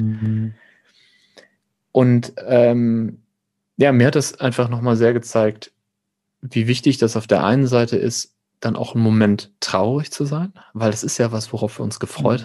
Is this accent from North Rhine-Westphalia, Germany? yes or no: yes; near Münster, North Rhine-Westphalia, Germany; Und ich komme aus der Nähe von Münster